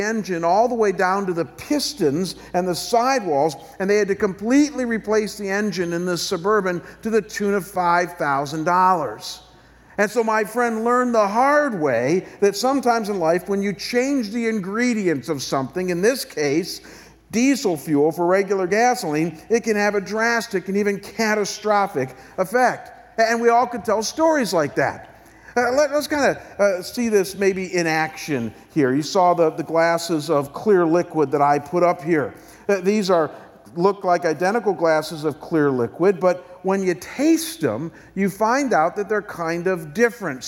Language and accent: English; Chagrin Falls, Ohio, United States; moved away; my hometown of Chagrin Falls, Ohio